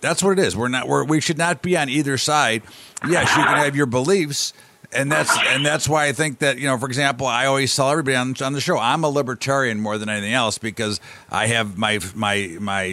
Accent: United States; I'm an American

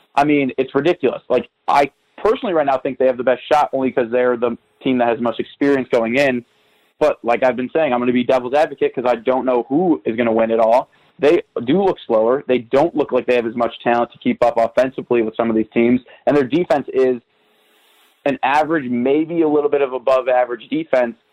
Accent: Chicago, Illinois, United States; growing up in Chicago

